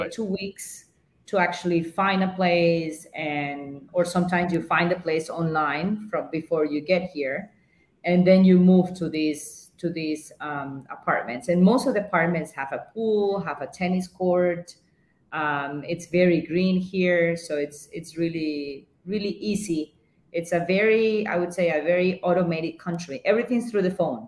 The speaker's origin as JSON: {"language": "English", "town": "Guayaquil", "region": "Guayas", "country": "Ecuador", "also_born_or_lived": "Peru", "first_language": "Spanish", "second_language": "English", "moved": "as an adult", "lives_now": "Singapore", "said": "I'm from Guayaquil, from Ecuador, and I'm used to the sunshine and the heat"}